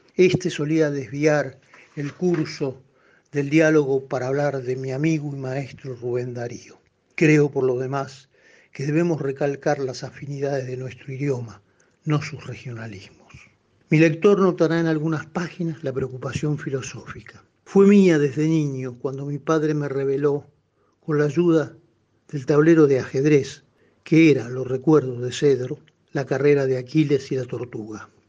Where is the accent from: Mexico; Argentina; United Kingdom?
Argentina; Buenos Aires; yo soy porteño